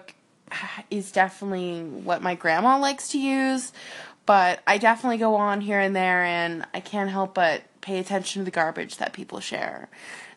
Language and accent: English; Halifax, Nova Scotia, Canada; now in Edmonton, Canada; I'm originally from Halifax, Nova Scotia, on the east coast of Canada.